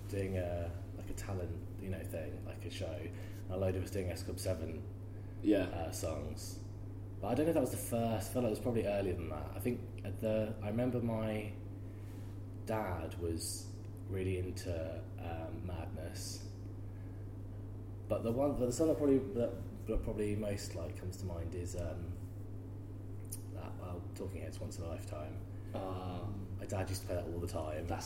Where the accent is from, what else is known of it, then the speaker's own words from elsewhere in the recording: Ventnor, South East England, United Kingdom; growing up in Ventnor